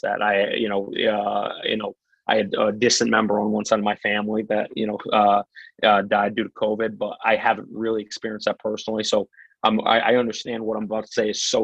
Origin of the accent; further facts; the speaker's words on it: Portland, United States; where I grew up in Portland